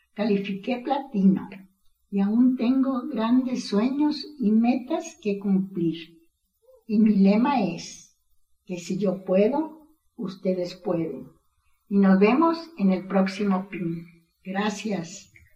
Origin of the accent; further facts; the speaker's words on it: Bajío, Mexico; soy del Bajío